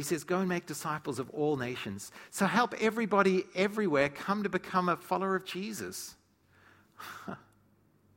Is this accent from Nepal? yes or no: no; South Africa; moved away; I grew up in South Africa